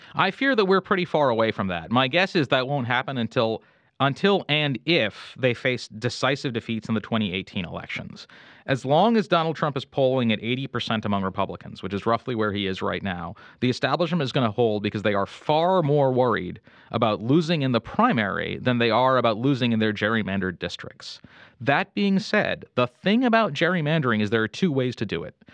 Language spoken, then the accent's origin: English; Maryland, United States; moved away; I grew up in Maryland